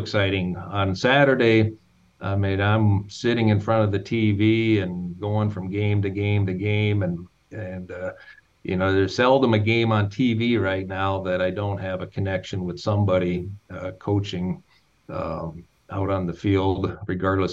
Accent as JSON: {"language": "English", "region": "North Dakota", "country": "United States", "said": "the state of North Dakota specifically, which is, again, my home state"}